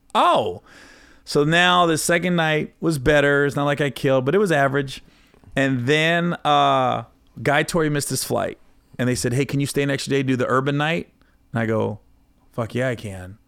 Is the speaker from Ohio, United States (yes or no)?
yes; Oxford, Ohio, United States; moved away; where I grew up in Oxford, Cincinnati area.